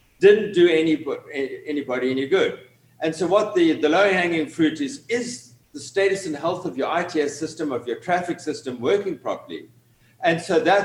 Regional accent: Cape Town, Western Cape, South Africa; moved away as an adult; now in Atlanta, United States; from my accent, you can tell I'm originally from Cape Town in South Africa

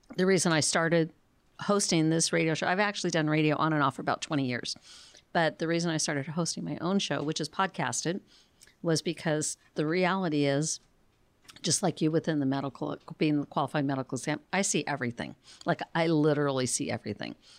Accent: Phoenix, Arizona, United States; now in Tucson, United States; I grew up in Phoenix

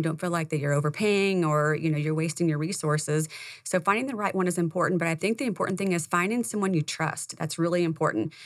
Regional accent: Indiana, United States; moved away; I came from Indiana, that's where I was born and raised

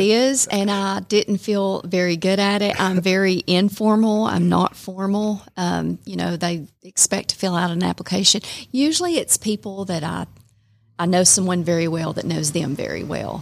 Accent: Calhoun, Georgia, United States; also born or lived in Rome, Georgia; I was born and raised in Calhoun

